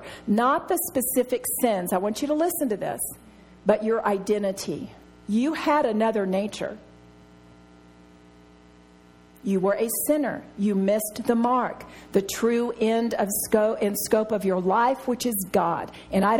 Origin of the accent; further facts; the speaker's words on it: Texas, United States; I'm from Texas